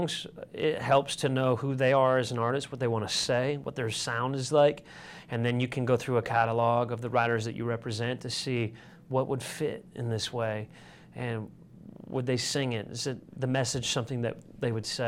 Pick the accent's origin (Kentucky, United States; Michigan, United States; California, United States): Michigan, United States; Sparta; moved away; growing up in Sparta